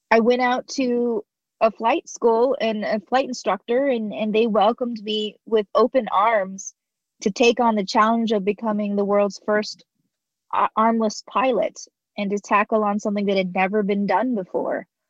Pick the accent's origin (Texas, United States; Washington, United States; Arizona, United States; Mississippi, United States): Arizona, United States; I was born here in America, you know, right in Arizona where I'm I've been here homegrown, been here my whole life